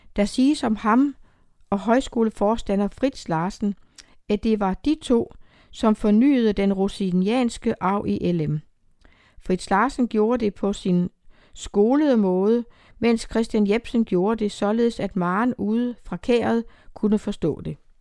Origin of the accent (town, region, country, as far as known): Emmerlev, Southern Denmark, Denmark; born or raised there